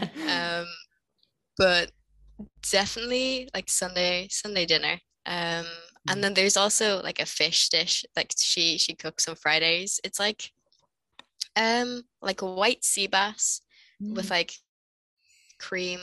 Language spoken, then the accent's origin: English; Dublin, Leinster, Ireland; I'm from Dublin in Ireland. I am in my my senior year of high school, so like sixth year of secondary school here